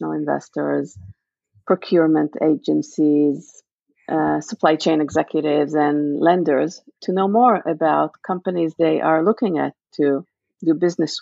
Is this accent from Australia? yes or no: no; Israel; moved away as an adult; now in United States; born and raised in Israel. I've been living in the U.S. for the last 20 years